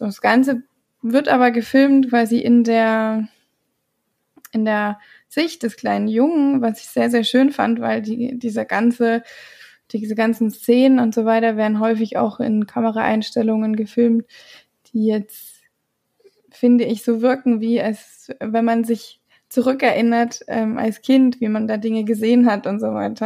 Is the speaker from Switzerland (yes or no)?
no; Ireland; moved away; ich bin ja in Irland aufgewachsen und ich, wir waren ja relativ nah an der nordischen Grenze.